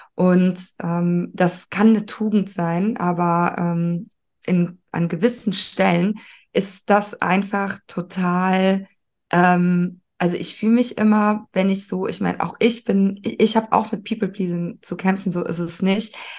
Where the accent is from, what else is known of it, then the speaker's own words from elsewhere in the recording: Cologne, North Rhine-Westphalia, Germany; Ich bin ja auch aus Köln